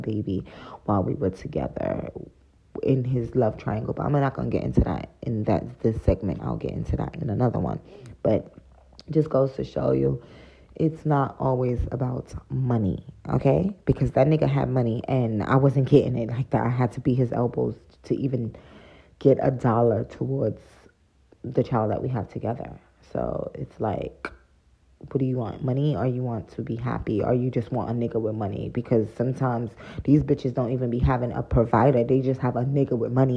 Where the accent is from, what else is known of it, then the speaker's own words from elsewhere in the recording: United States; I come from America